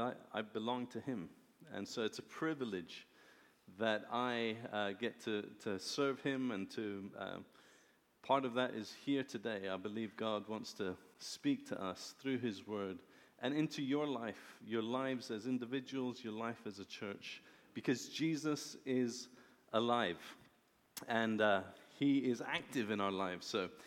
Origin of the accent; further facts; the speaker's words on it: Iran; born there; also born or lived in Philippines / Lebanon / England / United States; I was born in Iran. My dad is Iranian. My mother is British. They met in India. We've lived in Iran, the Philippines, Lebanon, England, the USA, back in England.